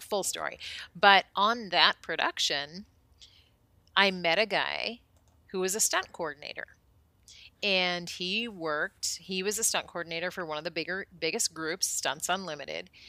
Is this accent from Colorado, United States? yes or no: yes; Colorado, United States; moved away as an adult; also born or lived in Minnesota / Arizona / Hollywood; moved to Colorado when I was almost eight, and was there until I graduated high school